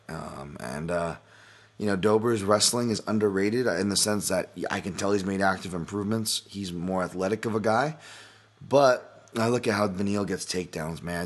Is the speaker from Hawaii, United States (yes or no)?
yes; Hawaii, United States; I come from Hawaii where we go, "Oh, you guys shave ice, Matsumoto's."